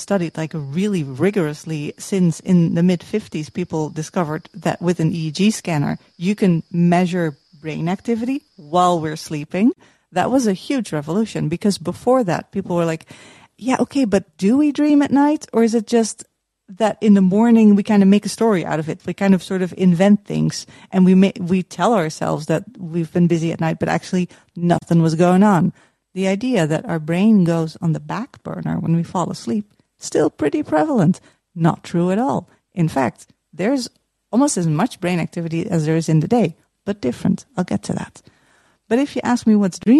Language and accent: English; Utrecht, Netherlands; accent: Dutch; English is a second language; I'm from the Netherlands. You might hear it from my accent.